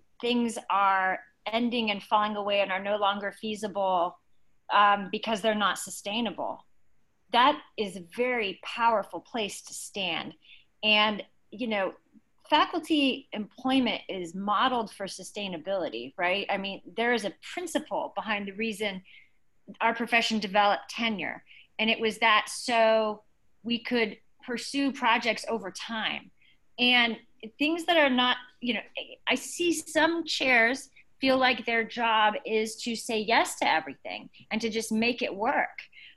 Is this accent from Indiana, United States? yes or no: no; Southern California, United States; I grew up in Southern California